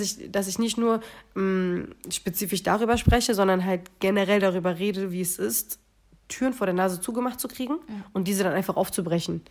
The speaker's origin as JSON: {"language": "German", "region": "Berlin", "country": "Germany", "tie": "born or raised there", "said": "geboren und groß geworden"}